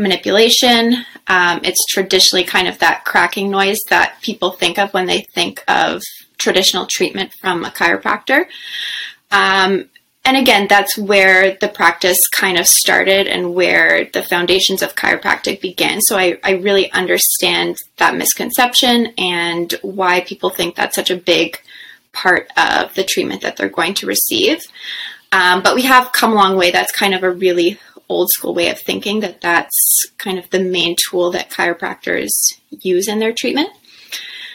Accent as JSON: {"language": "English", "town": "Ottawa", "region": "Ontario", "country": "Canada", "tie": "born or raised there", "also_born_or_lived": "Nova Scotia / Toronto", "said": "I grew up in Ottawa, so I'm happy to be back home close to the center here"}